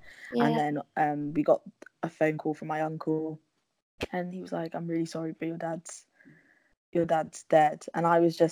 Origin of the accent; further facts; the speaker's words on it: London, United Kingdom; also born or lived in Havering / Leeds; I'm from London, born and bred. I grew up in Islington, but we now live in Havering, which is like East London.